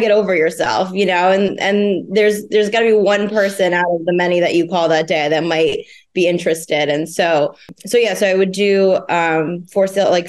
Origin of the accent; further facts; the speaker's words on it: New Jersey, United States; moved away as an adult; also born or lived in Philadelphia, Pennsylvania; now in Rhode Island, United States; I'm originally from New Jersey, and I lived in Philly for about 5 years